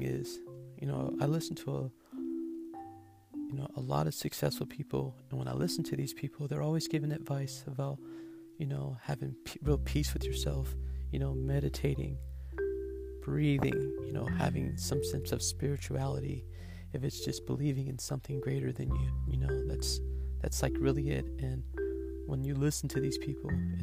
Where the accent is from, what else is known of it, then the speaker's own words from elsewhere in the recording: United States; I'm African American